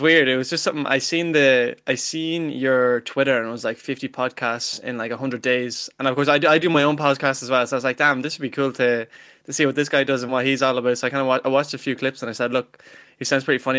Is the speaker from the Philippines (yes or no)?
no; Ireland; I'm Irish myself. I'm not like some of these Americans, you know, pretend to be Irish with their great, great, great grannies, but, um, yeah, I'm from, I'm from Ireland myself